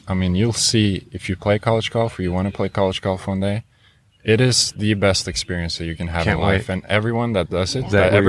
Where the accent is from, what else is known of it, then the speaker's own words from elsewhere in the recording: Oslo, Norway; Yeah, just I'm from Oslo, Norway.